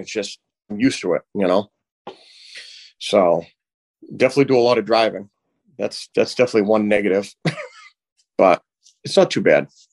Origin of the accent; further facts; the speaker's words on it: Haverhill, Massachusetts, United States; we grew up in Bradford together.